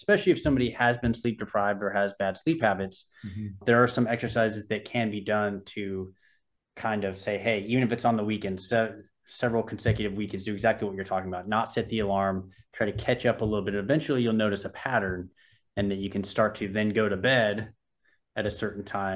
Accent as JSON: {"language": "English", "region": "Southern California", "country": "United States", "tie": "born or raised there", "said": "I grew up in Southern California"}